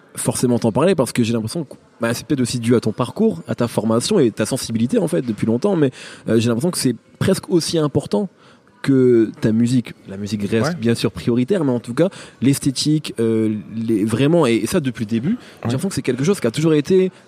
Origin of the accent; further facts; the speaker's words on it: Picardy, Hauts-de-France, France; moved away; j'ai grandi en Picardie